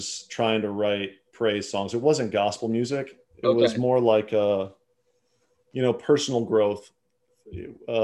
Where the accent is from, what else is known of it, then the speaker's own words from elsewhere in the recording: South Dakota, United States; also born or lived in Minneapolis / Iowa; now in Nashville, United States; I'm from South Dakota